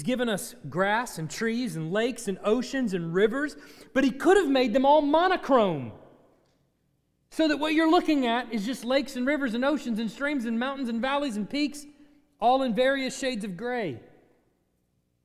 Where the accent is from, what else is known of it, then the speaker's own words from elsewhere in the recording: Texas, United States; I'm from Texas.